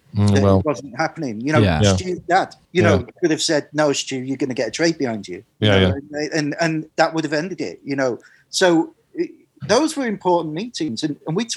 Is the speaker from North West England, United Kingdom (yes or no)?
yes; Manchester, North West England, United Kingdom; I grew up in Manchester, going to the Hacienda